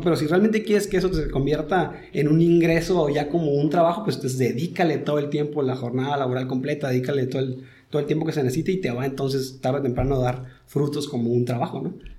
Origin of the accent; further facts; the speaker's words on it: Tijuana, Baja California, Mexico; also born or lived in Sinaloa / Puebla / Guadalajara; yo nací en Abulato. ¿En en Abulato, ahí en Sinaloa. Y, pero desde chiquito me vine por acá para Tijuana